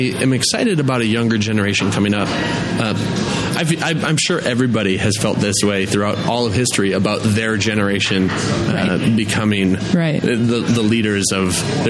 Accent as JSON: {"language": "English", "town": "Sun Prairie", "region": "Wisconsin", "country": "United States", "tie": "born or raised there", "lives_now": "Madison, United States", "said": "I grew up in Sun Prairie."}